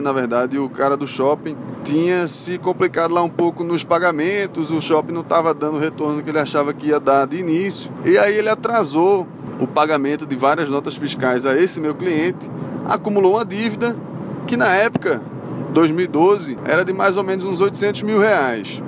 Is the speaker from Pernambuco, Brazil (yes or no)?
yes; Recife, Pernambuco, Brazil; accent: recifense; moved away as an adult; also born or lived in Salvador, Bahia; o meu sotaque é um sotaque bastante recifense, né? Eu morava em Salvador, mas não precisava dizer isso para todo mundo. O que é que eu fazia sempre? A pessoa percebia logo pelo meu sotaque que eu era de Recife, que eu sou de Recife